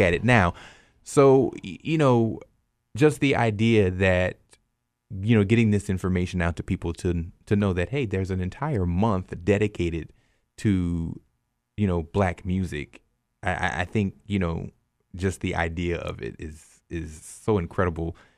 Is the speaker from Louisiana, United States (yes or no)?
yes; South Louisiana, United States; moved away as an adult; also born or lived in Texas; growing up in South Louisiana, we didn't learn about it in school